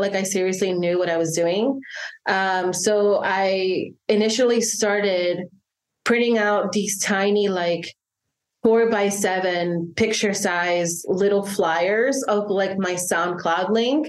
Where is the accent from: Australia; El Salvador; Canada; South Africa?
El Salvador; moved away; I was born and raised in El Salvador till 2000, the year like 2000, and I grew up in the aftermath of the Civil War